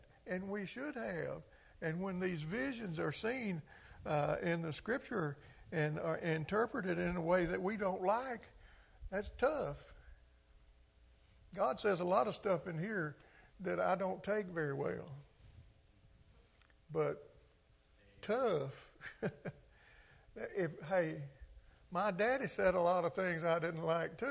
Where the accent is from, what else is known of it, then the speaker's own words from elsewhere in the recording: Clarksdale, Mississippi, United States; I grew up in a Delta culture in Mississippi and Clarksdale